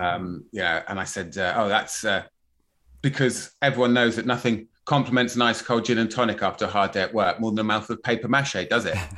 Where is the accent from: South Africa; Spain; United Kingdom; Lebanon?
United Kingdom; Plymouth, South West England; I grew up in Plymouth, you know, it's a bit salty down there